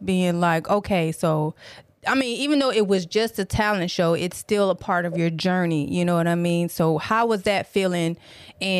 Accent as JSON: {"language": "English", "region": "Tennessee", "country": "United States", "tie": "born or raised there", "also_born_or_lived": "Detroit, Michigan", "said": "I'm originally from Detroit, but I was raised in Tennessee"}